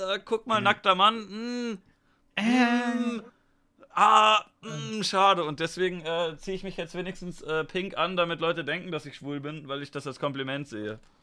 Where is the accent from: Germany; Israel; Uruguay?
Germany; Ich bin ja auch ein Deutscher